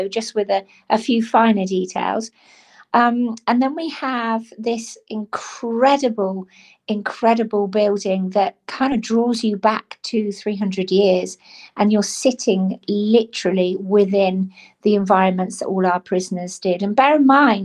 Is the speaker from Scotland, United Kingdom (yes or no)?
no; Cornwall, South West England, United Kingdom; I was born and brought up in Cornwall, so I am Cornish by birth